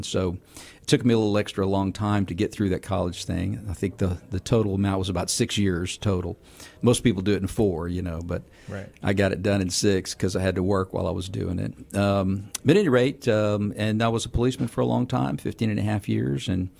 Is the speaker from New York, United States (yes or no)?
no; Texas, United States; I'm from Texas